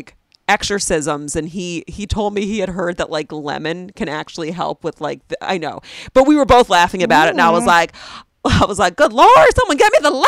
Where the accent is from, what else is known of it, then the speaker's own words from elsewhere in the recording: Philadelphia, Pennsylvania, United States; accent: Philly; Philly suburbs